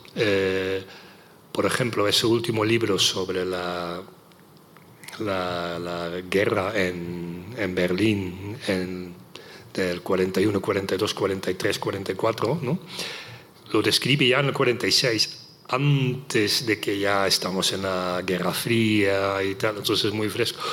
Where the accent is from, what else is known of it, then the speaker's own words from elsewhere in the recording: Netherlands; Spanish is a second language; moved away; en los Países Bajos, mi país natal, no en español evidentemente, sino en neerlandés